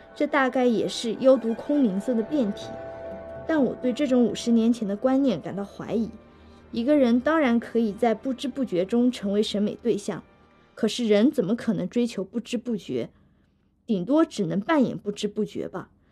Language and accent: Chinese; Hangzhou, Zhejiang, China; 我是杭州人，也就是一个江南人